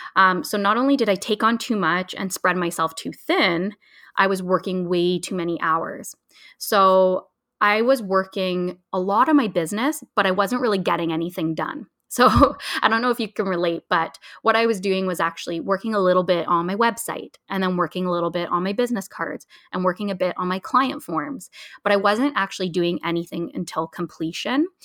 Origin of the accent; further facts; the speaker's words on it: Ontario, Canada; I'm originally from Ontario